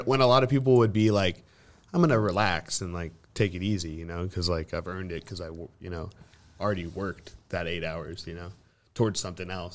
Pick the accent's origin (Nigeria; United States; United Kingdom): United States; Central Coast, California; moved away as an adult; now in Los Angeles, United States; it's Seninas Valley, so it's, like, a little north of, like, Ventura, Santa Barbara area.